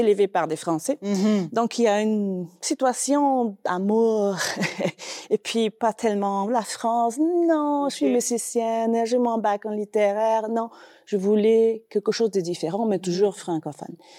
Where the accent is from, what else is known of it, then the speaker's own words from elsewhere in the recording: Costa Rica; French is a second language; moved away as an adult; also born or lived in Brazil; now in Calgary, Canada; je viens du Costa Rica, de l'Amérique centrale, mais après le Costa Rica, ben, j'ai ménage au Brésil.